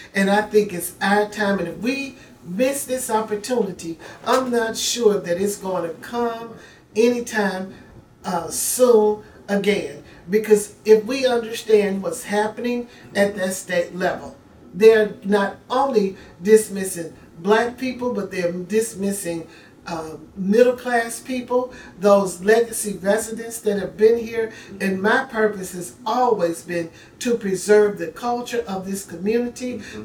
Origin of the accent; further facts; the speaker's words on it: Memphis, Tennessee, United States; now in Nashville, United States; I am from Memphis, but I am been a resident of Nashville for 40 plus years